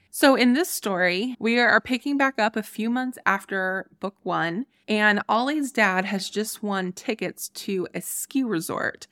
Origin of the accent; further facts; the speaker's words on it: Ohio, United States; moved away; also born or lived in Colorado; my home state of Ohio